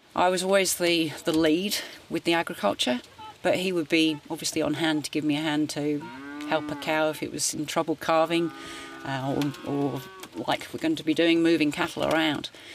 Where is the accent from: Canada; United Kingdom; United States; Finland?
United Kingdom; St Albans, East of England; moved away as an adult; now in Gisborne, New Zealand; I was born in St Albans, which is 20 minutes north of London.